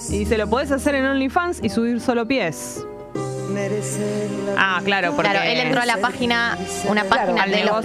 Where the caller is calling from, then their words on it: Coghlan, Buenos Aires, Argentina; de Coglan y quiero pedir el tema